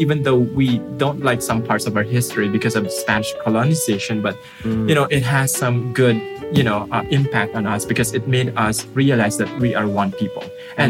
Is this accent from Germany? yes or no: no; southern Philippines, Philippines; English is a second language; also born or lived in Manila; Although I was born in Manila, shortly after we moved to, you know, the southern part of the Philippines. And in that part of the country, they have their own language.